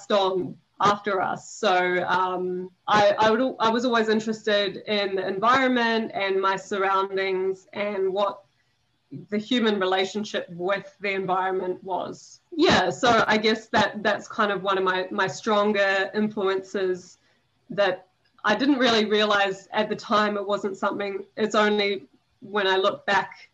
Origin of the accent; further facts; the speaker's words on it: Raumati South, Wellington, New Zealand; I'm from a small beach town in New Zealand. It's called Raumati South, and it's in the Wellington region